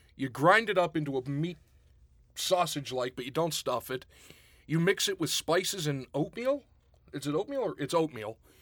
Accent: Pittsburgh, Pennsylvania, United States; growing up outside of Pittsburgh

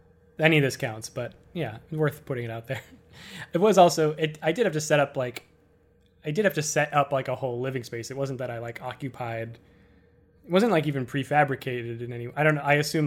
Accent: Worcester, Massachusetts, United States; moved away as an adult; also born or lived in Boston, United States / Cambridge, United States; now in New York, United States; Leaving Worcester, I ended up not saying bye. Like, I still talk to all the people I know from high school

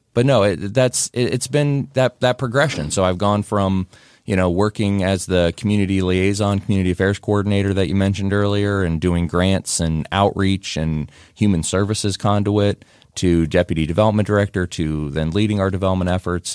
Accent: Whitehall, Ohio, United States; moved away as an adult; now in Pickerington, United States; I'm from Whitehall originally. Uh, and so grew up in Whitehall

